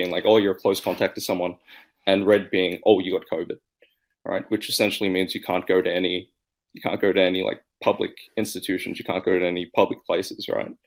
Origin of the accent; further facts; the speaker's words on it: Australia; moved away as an adult; now in Shanghai, China; I'm originally from Australia